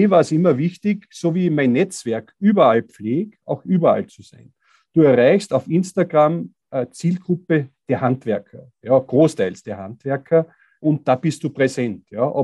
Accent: Styria, Austria; weil bei uns in der Steiermark, wir sind Tourismusregion und da haben meistens Tourismusbetriebe die Nase vorn gehabt.

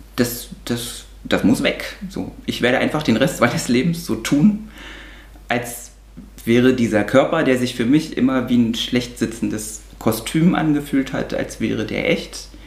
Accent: East Germany, Germany; mein erster Gedanke als damals noch achtjähriges Kind war, oh Gott, jetzt kommen die ganzen Kriminellen und Drogensüchtigen aus dem Westen zu uns.

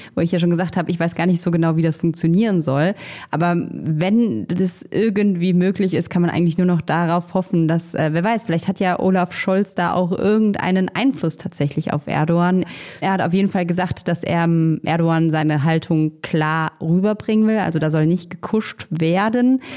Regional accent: Germany; als Deutsche

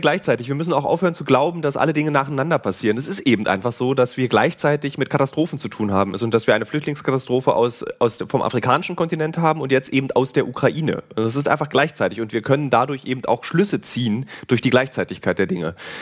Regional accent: Berlin, Germany; als Berliner

